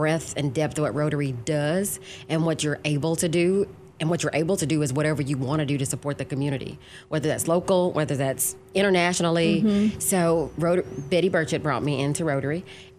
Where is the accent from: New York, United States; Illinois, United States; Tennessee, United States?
Tennessee, United States; Brownsville; Brownsville, Tennessee.